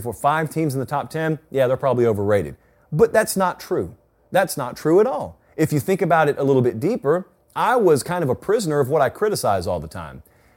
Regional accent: Georgia, United States; born or raised there

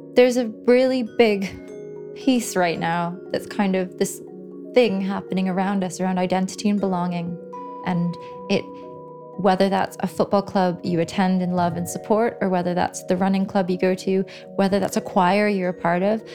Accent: Canada; moved away as an adult; now in London, United Kingdom; So, I grew up in Canada and I did my undergraduate degree in Canada in geography. And then I came to London about 11 years ago

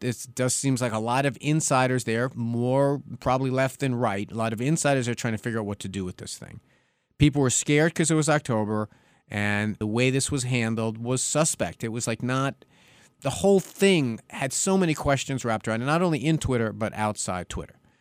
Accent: New York, United States; my home state of New York

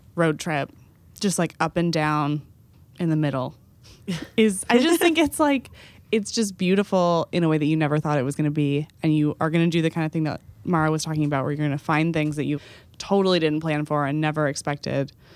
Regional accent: Texas, United States; my home state

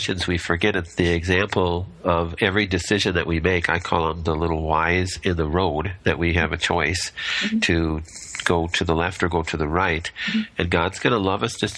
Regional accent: Minnesota, United States; also born or lived in Monterrey, Mexico; We're from Minnesota.

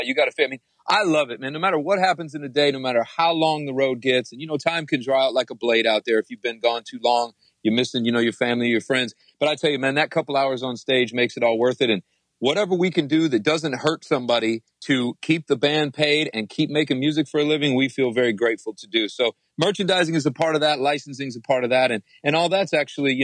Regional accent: Ypsilanti, Michigan, United States; I was born in Ipsy, man, right outside of Detroit

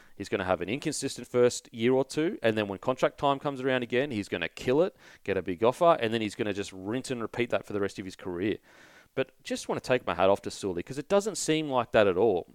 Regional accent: Queensland, Australia; I'm a Queenslander

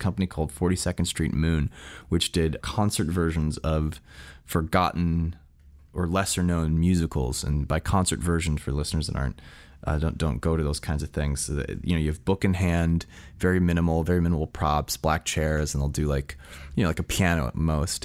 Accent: San Francisco, California, United States; I was born and raised in San Francisco

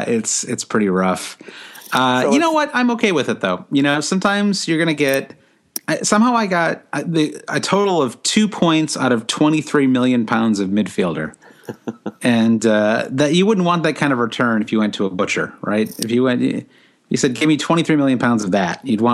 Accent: United States; as an American

